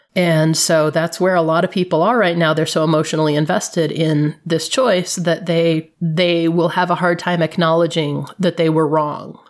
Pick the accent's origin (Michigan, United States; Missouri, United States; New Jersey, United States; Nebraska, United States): Michigan, United States; Flint; moved away; I grew up in Flint, Michigan